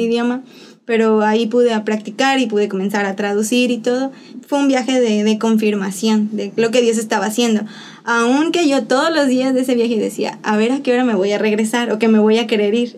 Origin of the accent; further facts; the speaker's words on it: Xalapa, Veracruz, Mexico; moved away as an adult; now in Dominican Republic; yo soy de Jalapa, Veracruz, en México orgullosamente jalapeña y orgullosamente veracruzana